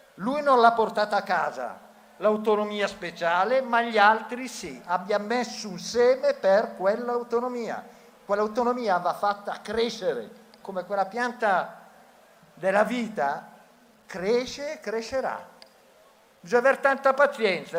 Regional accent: Bergamo, Lombardy, Italy; come bergamasco, come lombardo, come nipote di mio nonno

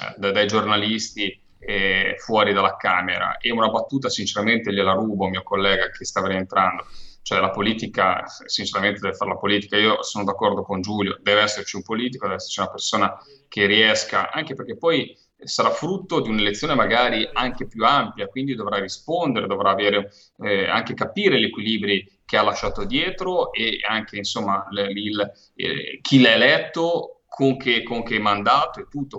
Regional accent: Liguria, Italy; da Ligure, da pescatore, da uomo di mare

